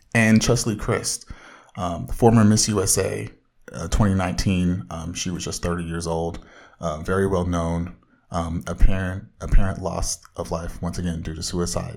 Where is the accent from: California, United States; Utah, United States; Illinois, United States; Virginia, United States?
California, United States; Orange County, Southern